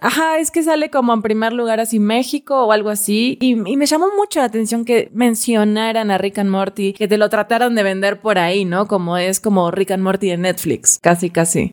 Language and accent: Spanish; Argentina; a mí como argentina